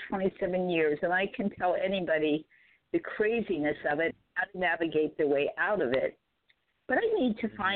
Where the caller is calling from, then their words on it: San Diego, California, United States; Hey guys, this is … in San Diego.